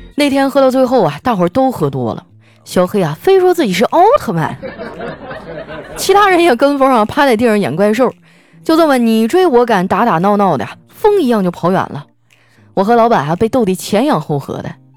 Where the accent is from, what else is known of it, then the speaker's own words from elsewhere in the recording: Northeast China, China; 我是一东北姑娘，就我们东北人呢，最喜欢凑在一起啊喝酒撸串儿